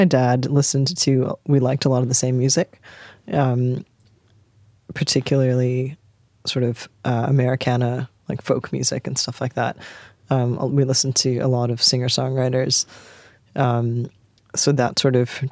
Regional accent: Canada; moved away as an adult; also born or lived in England; now in Sydney, Australia; I grew up in Canada

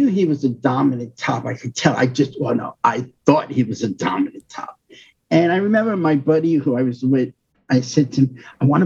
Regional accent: New York, United States; moved away; I'm from New York

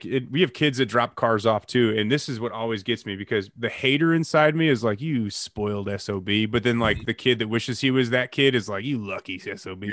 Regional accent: Chicago, Illinois, United States; moved away; I'm from the Chicagoland area originally

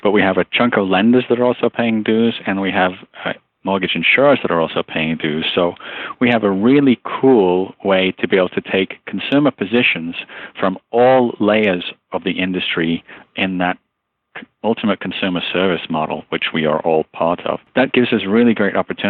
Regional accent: Liverpool, North West England, United Kingdom; also born or lived in Luton / Birmingham / Tamworth / Peterborough; moved to Liverpool at the age of about 1 year old. And so all of my formative years, or the base of my accent, if you will, is from Liverpool. I'm a Scouser in regional parlance, but I moved around a lot from the age of about 10 to 14.

